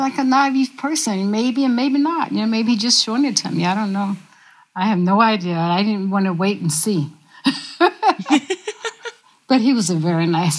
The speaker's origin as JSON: {"language": "English", "region": "the South", "country": "United States", "said": "I say, yes, sir, I'm from the South."}